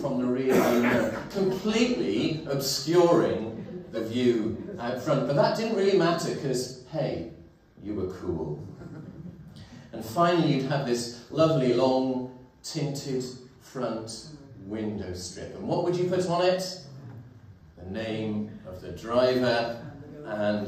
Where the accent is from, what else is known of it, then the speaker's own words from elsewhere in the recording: Welsh Valleys, Wales, United Kingdom; as a teenager growing up in the Welsh Valleys in the 1980s